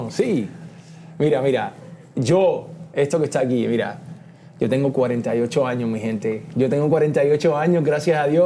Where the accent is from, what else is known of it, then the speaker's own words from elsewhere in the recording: Puerto Rico; yo soy boricua, la tierra de Borinquen, donde he nacido yo